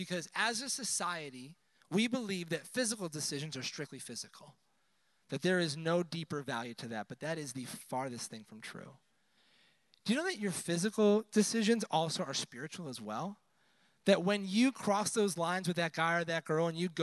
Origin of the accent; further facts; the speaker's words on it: Buffalo, New York, United States; moved away; I'm originally from the Northeast, so wintertime, you didn't go outside ever. I'm from Buffalo